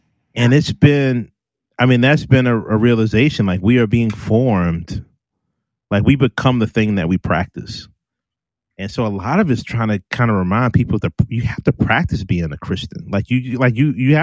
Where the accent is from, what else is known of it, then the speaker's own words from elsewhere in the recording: Richmond, Virginia, United States; I'm from Richmond and I'm black